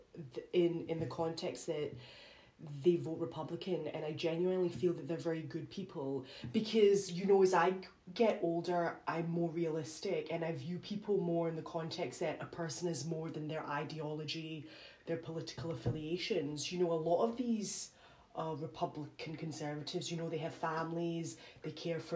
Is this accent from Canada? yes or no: no; United Kingdom; I'm British